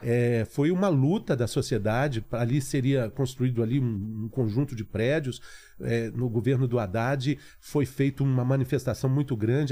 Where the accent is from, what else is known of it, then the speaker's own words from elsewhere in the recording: Belo Horizonte, Minas Gerais, Brazil; moved away as an adult; eu era estudante lá em Belo Horizonte